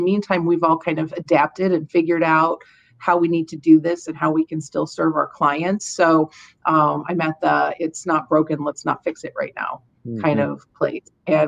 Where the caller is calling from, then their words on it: Toledo, Ohio, United States; I'm calling from Toledo, Ohio. We're in Northwest Ohio, just south of the Michigan border.